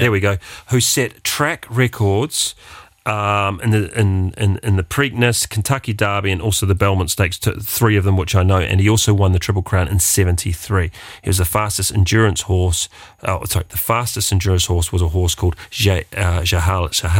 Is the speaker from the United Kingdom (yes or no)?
no; New Zealand; as a New Zealander, we say the Australians take everything.